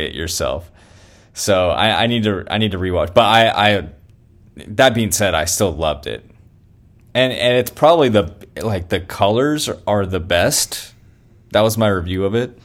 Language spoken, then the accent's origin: English; Elk Grove, California, United States; now in Redding, United States; I was in my hometown